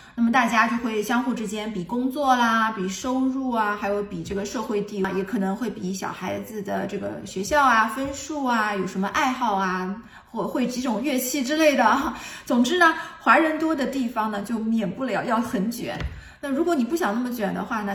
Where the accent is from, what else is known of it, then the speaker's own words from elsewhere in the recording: Shanghai, China; moved away as an adult; now in Vienna, Austria; 我是从上海出来的，其他地方我也不了解，我只能跟我的城市上海相比了